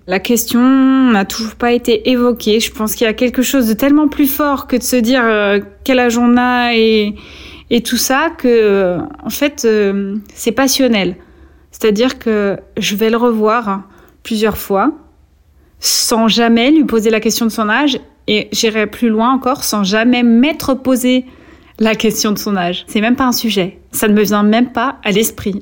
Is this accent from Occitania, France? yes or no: no; Vierzon, Centre-Val de Loire, France; moved away as an adult; also born or lived in Atlanta, United States; Quand j'arrive à Vierzon, c'est un peu le choc. C'est pourtant la ville où j'ai grandi